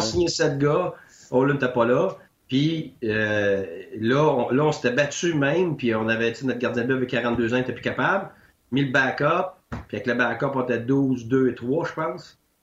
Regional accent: Quebec, Canada; moved away; Je suis parti du Québec pendant 10 ans.

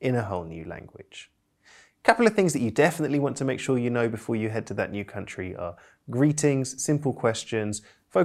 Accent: United Kingdom; I'm British polyglot

